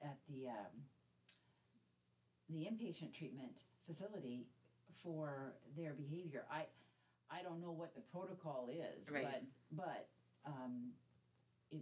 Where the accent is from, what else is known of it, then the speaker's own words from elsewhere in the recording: Spearfish, South Dakota, United States; I'm from the Black Hills. I'm from Spearfish, South Dakota. I graduated from that area.